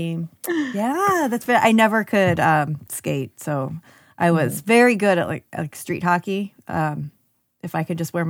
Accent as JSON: {"language": "English", "region": "upstate New York", "country": "United States", "said": "Oh, I'm upstate New York."}